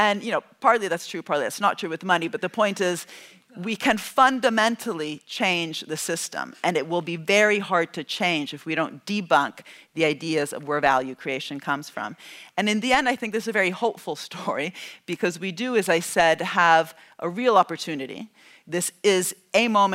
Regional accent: Italy; I'm from Italy

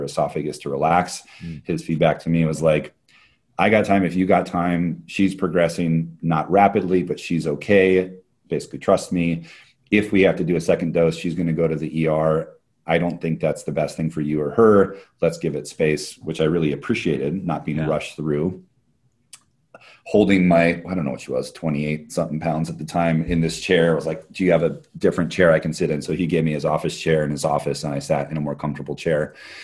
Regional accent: Hawaii, United States; also born or lived in Bay Area; now in Portland, United States; my wife and I are both born and raised in Hawaii

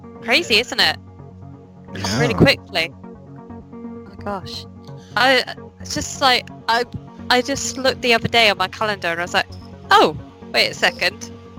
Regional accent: United Kingdom; I'm British

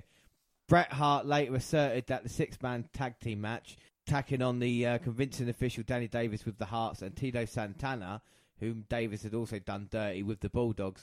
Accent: United Kingdom; We're British as well.

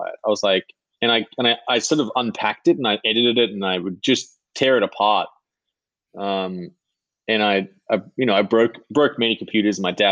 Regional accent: Sydney, New South Wales, Australia; I grew up in a little house in Tarramurra, which is in the north shore of Sydney

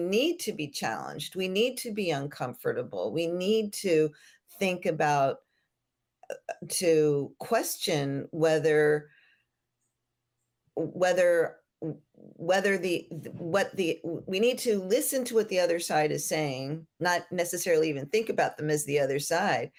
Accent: Florida, United States; I grew up in Florida, and hemp was a crop here in Florida also

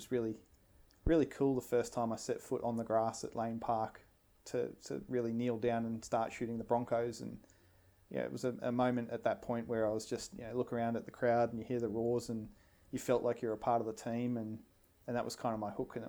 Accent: Brisbane, Queensland, Australia; growing up as an Australian lad in Brisbane

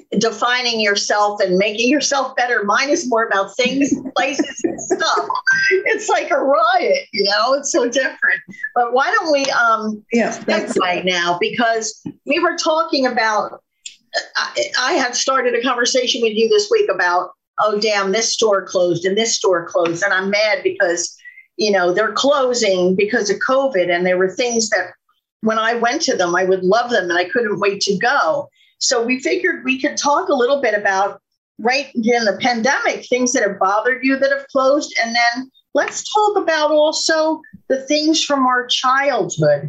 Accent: Allenhurst, New Jersey, United States; we had one in my hometown.

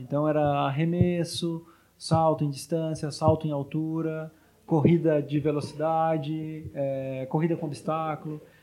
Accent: Taubaté, São Paulo, Brazil; now in São Paulo, Brazil; na minha cidade, graças a Deus, existe uma pista pública, onde eu sou natural de Taubaté

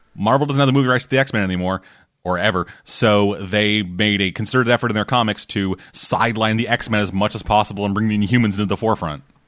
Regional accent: Canada; I'm Canadian

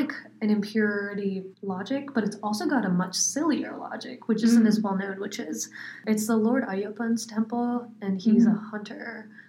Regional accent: Kerala, India; Oh, I'm from Kerala, so it's right down the south.

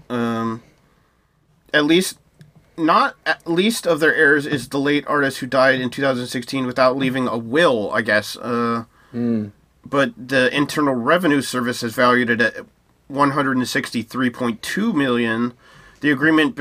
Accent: United States; as an American

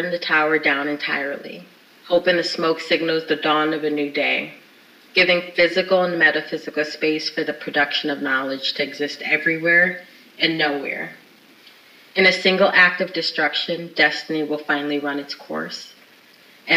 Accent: Springfield, Massachusetts, United States; my hometown of Springfield, Massachusetts

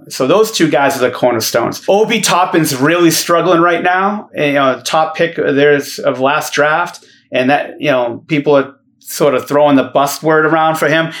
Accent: Boston, Massachusetts, United States; moved away; also born or lived in Dallas; the guys I grew up with in Boston

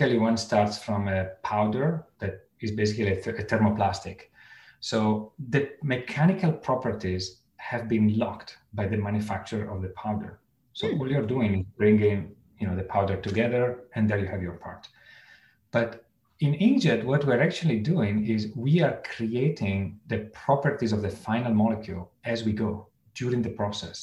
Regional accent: Italy; moved away; I come from Italy

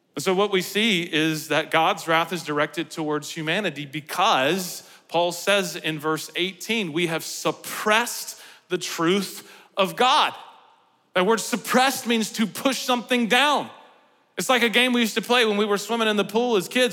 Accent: United States; we do as Americans

